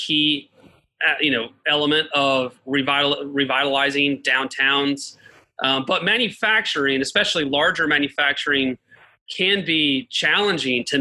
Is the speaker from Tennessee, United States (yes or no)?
yes; Chattanooga, Tennessee, United States; also born or lived in Auburn, Alabama; born and raised in Chattanooga